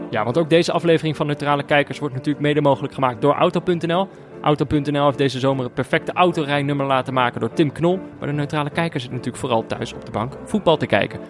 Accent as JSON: {"language": "Dutch", "country": "Netherlands", "said": "als Nederlander"}